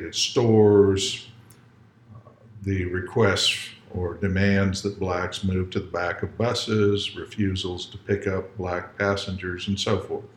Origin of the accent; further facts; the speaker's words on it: Deep South, United States; my experiences growing up in the Deep South